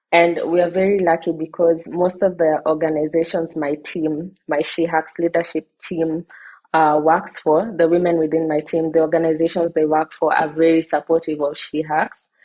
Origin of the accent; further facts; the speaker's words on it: Kenya; I am from Kenya. I live in Kenya and I'm based in Kenya.